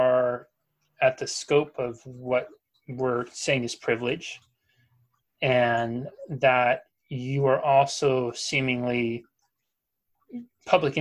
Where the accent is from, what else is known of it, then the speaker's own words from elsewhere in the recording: Pacific Northwest, United States; growing up in the Pacific Northwest